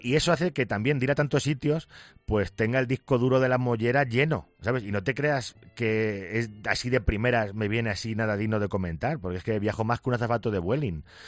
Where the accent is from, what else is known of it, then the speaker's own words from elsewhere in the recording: Picón, Castilla-La Mancha, Spain; yo estoy en en Picón, mi pueblo tiene 690 habitantes